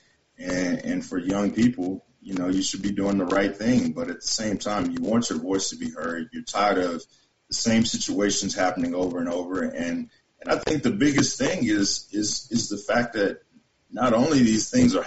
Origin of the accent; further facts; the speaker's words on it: the South, United States; moved away; also born or lived in Great Falls, Montana; I'm from the South. I know my mom raised me, single mom.